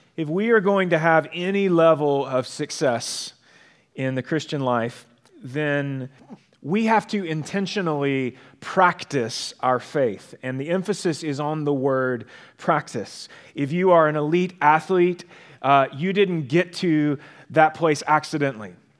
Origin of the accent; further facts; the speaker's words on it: United States; We are American